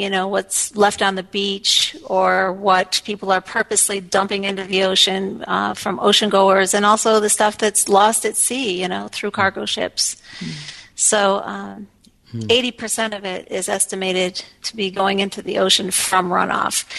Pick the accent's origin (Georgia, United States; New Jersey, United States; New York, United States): New York, United States; Elmira; moved away; I'm from Landlock, Elmira, New York, which is a small town in central New York.